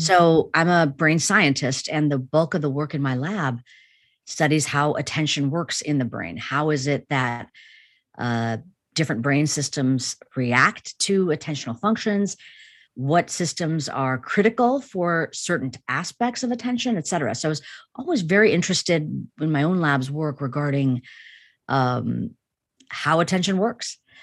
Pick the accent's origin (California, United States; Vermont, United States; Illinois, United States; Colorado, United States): Illinois, United States; Chicago; born or raised there